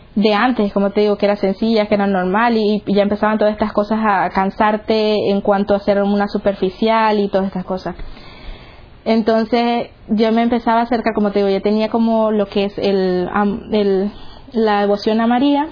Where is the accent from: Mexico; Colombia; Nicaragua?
Nicaragua; moved away; soy de Nicaragua